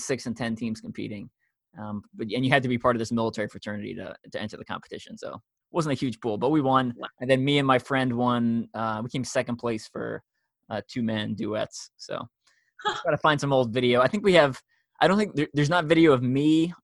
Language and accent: English; New York, United States; moved away; also born or lived in Long Island; I'm from New York, and I'm used to people talking fast